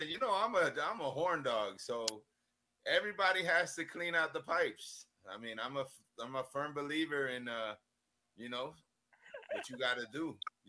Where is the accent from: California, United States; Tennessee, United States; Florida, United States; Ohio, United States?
Florida, United States; Miami; also born or lived in Chile; I was an import from a faraway land called Chile, and we got dropped off in the middle of Norland. But we grew up in North Dade there, you know, representing Carroll City, North Dade.